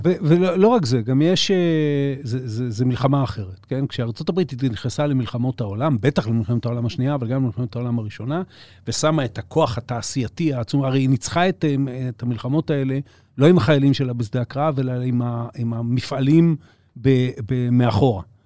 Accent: Israel

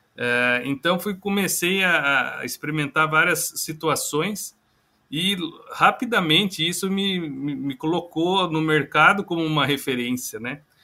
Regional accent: Itapeva, São Paulo, Brazil; Eu que sou é, do interior de São Paulo, sou natural de Itapeva, sudoeste paulista.

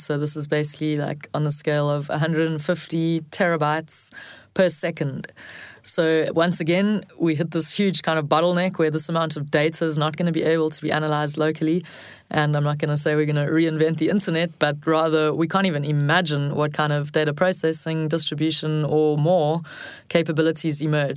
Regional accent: South Africa; as a South African

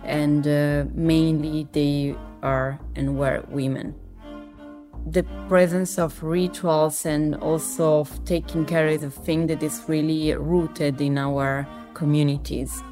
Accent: Sardinia, Italy; moved away; also born or lived in Milan; I was born and raised in Sardinia, in a very small village in the center of the island

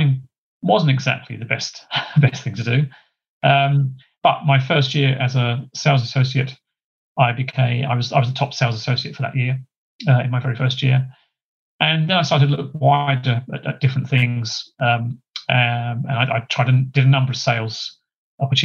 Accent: Gravesend, South East England, United Kingdom; moved away as an adult; also born or lived in Chatham / London / Liverpool / Ashford, Middlesex; I was born in Kent. That's where I was brought up originally.

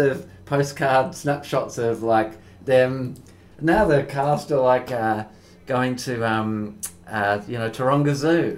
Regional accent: Perth, Western Australia, Australia; now in Melbourne, Australia; where I grew up in Perth

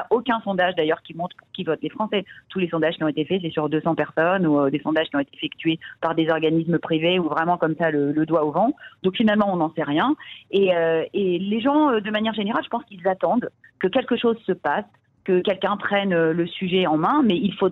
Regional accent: France; now in Israel; Et puis ah bon, ben on dirait pas que je suis française parce que je suis intégrée.

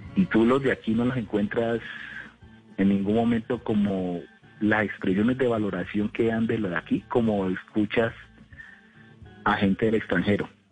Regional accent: Cali, Valle del Cauca, Colombia; moved away as an adult; now in Sogamoso, Colombia; yo soy de Cali, aunque le estoy hablando de Sogamoso, mm. hace unos años vivo acá

